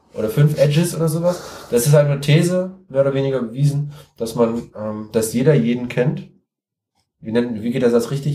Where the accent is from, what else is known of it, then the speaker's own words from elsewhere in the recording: Siegen, North Rhine-Westphalia, Germany; ich komme aus Siegen, ich wohne in Siegen